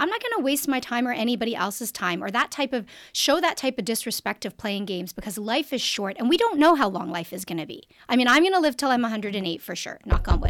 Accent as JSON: {"language": "English", "country": "Canada", "said": "I'm also Canadian."}